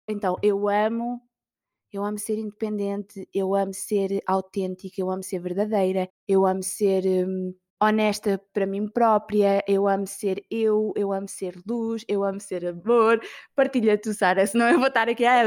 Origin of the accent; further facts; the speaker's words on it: Portugal; eu sou da Vieira